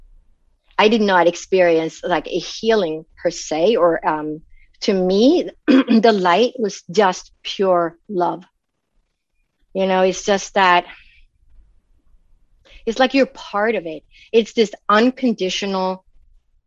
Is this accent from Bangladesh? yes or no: no; Sweden; moved away; I grew up in Sweden. So in Sweden, back in when I was born, everybody was a Lutheran automatically